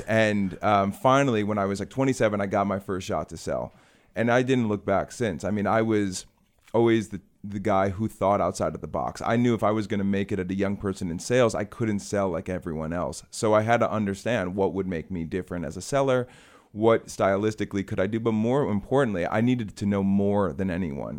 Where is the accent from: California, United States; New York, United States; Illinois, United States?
Illinois, United States; Chicago; I'm from Chicago